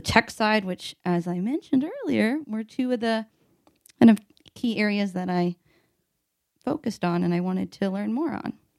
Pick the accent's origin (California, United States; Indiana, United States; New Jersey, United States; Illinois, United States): Indiana, United States; Evansville; moved away as an adult; also born or lived in West Lafayette, Indiana; now in Indianapolis, United States; I'm from Evansville, Indiana